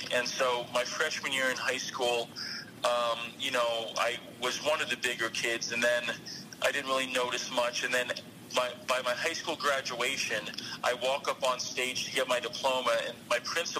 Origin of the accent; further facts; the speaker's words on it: Florida, United States; moved away as an adult; also born or lived in Michigan; now in Shasta County, United States; I grew up in Florida